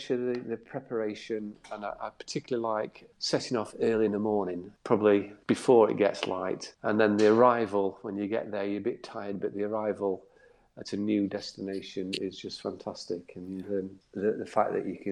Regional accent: Doncaster, Yorkshire and the Humber, United Kingdom; now in Cowes, United Kingdom; As you can tell from my accent, I'm not from down the south. I'm from Doncaster, in South Yorkshire

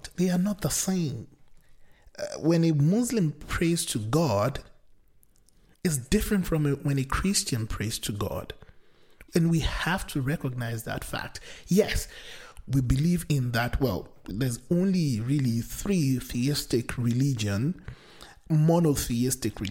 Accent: Nigeria; I come from the Nigerian culture or society, which is very pluralistic in nature

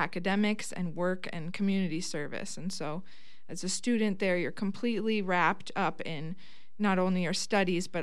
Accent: Viroqua, Wisconsin, United States; I was here in Viroqua, and I was just graduating from the Laurel High School

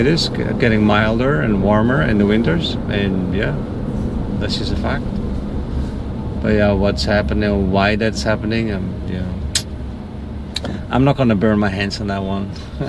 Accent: Netherlands; moved away; I'm from the Netherlands.

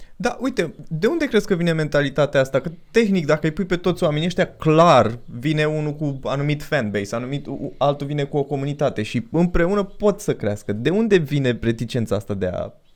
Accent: Pitești, Argeș, Romania; Noi suntem din Pitești.

